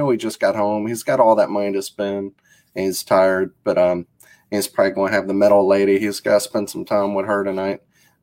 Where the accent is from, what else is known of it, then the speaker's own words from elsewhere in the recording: Mississippi, United States; I'm from Mississippi, too